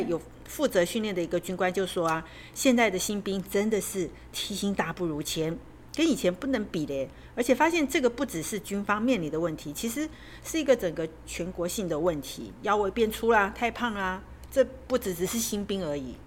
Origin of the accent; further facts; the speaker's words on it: Taiwan; 我们台湾人